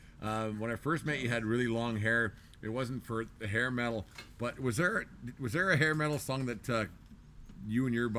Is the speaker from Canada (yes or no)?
yes; Canada; We tap our toe to it because we're Canadian and we're supposed to.